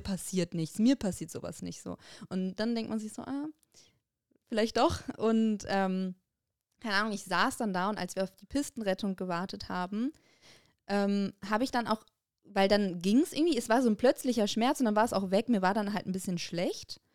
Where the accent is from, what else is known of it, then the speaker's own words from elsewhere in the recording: Bonn, North Rhine-Westphalia, Germany; bei uns in Bonn